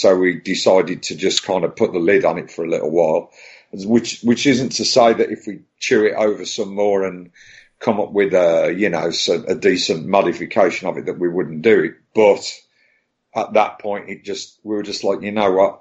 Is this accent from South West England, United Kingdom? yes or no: no; Birmingham, West Midlands, United Kingdom; now in Brighton, United Kingdom; I'm I'm from Birmingham, but I actually live, um, thankfully, um, in these times. Um, I actually lived near the coast, so I lived near Brighton